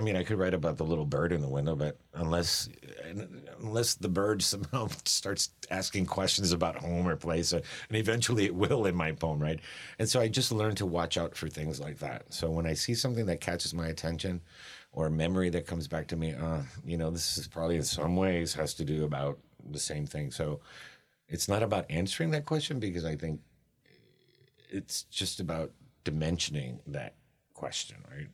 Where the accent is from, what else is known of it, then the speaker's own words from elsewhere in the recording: Miami, Florida, United States; I grew up in Miami